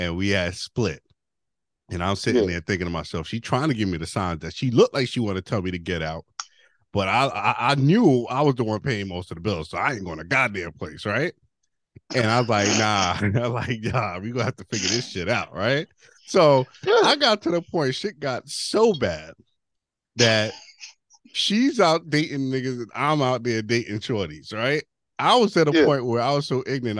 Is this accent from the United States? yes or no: no; Jamaica; I'm Jamaican